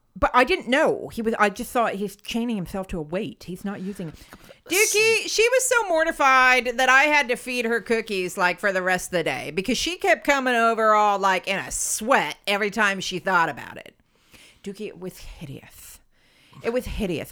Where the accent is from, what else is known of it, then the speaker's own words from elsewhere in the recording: United States; as an American